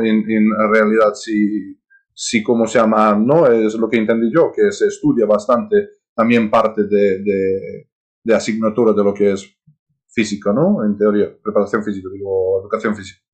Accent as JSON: {"language": "Spanish", "country": "Serbia", "also_born_or_lived": "United States", "second_language": "Spanish", "moved": "as an adult", "lives_now": "Spain", "said": "gente de mi país"}